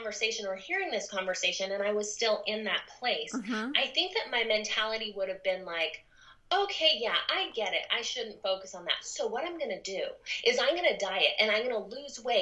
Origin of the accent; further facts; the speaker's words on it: Southern California, United States; moved away as an adult; also born or lived in Rexburg, Idaho; I grew up in Southern California